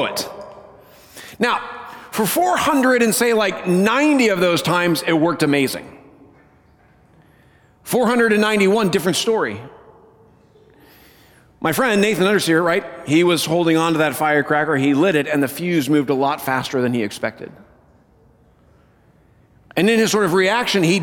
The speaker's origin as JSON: {"language": "English", "region": "Colorado", "country": "United States", "tie": "born or raised there", "moved": "yes", "said": "I grew up in Colorado, as most of you know"}